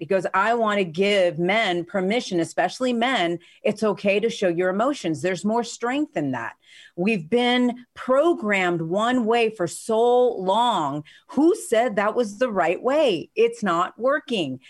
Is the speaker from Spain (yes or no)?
yes; Spain; moved away; I grew up in Spain